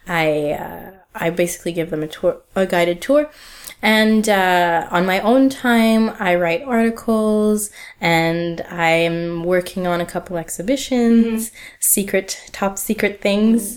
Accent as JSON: {"language": "English", "town": "Ottawa", "region": "Ontario", "country": "Canada", "tie": "born or raised there", "moved": "as an adult", "lives_now": "Montreal, Canada", "said": "I grew up in Ottawa, which is a, a small city two hours away from Montreal in a different province in mm-hmm. Ontario"}